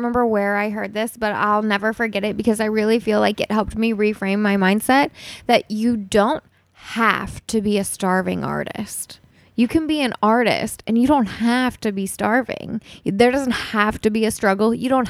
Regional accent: New York, United States; now in Los Angeles, United States; So like for me, you know, I came from New York before I moved

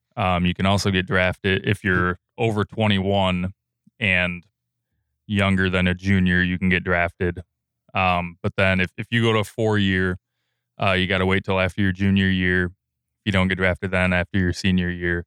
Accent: Sparta, United States; I'm from Sparta, so I, I went to Sparta High School

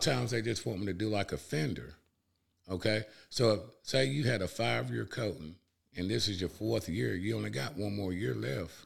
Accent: Cullman, Alabama, United States; also born or lived in Hayden, Alabama; I'm originally from Cullman, Alabama

